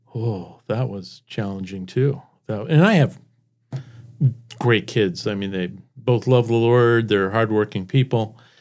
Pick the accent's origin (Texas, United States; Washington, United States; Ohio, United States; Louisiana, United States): Washington, United States; Seattle; moved away as an adult; also born or lived in San Jose, California / Spokane, Washington / Iowa; now in Brandon, United States; we moved to Seattle. I was, um, in the Seattle area for most of my life and met my wife there